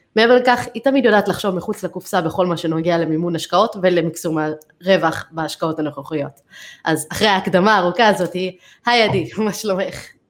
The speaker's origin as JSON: {"language": "Hebrew", "country": "United States", "tie": "born or raised there", "moved": "yes", "said": "אני גדלתי בארצות הברית"}